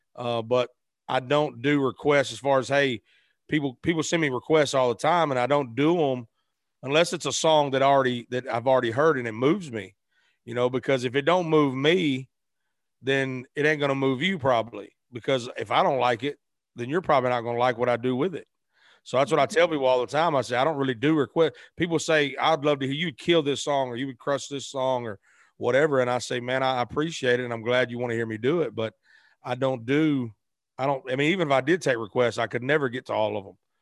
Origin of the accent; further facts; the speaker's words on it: Arkansas, United States; moved away as an adult; also born or lived in Memphis, Tennessee; I was born in Memphis, raised in Arkansas